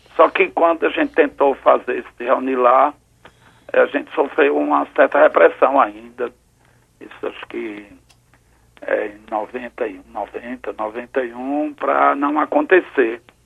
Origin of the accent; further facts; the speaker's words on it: Garanhuns, Pernambuco, Brazil; moved away; os meus pais, que colocaram a gente para estudar em Garanhuns